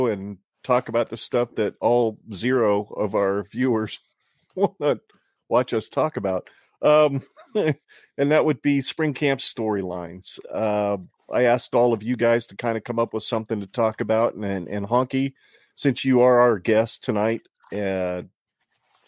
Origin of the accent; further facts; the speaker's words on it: Arizona, United States; moved away as an adult; now in Nebraska, United States; I was born and raised in Arizona